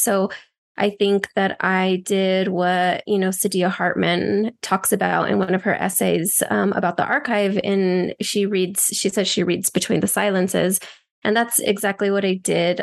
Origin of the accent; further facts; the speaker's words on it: Albuquerque, New Mexico, United States; also born or lived in El Paso, Texas / Juárez, Mexico; I went between Albuquerque, New Mexico, and El Paso and Juarez throughout my childhood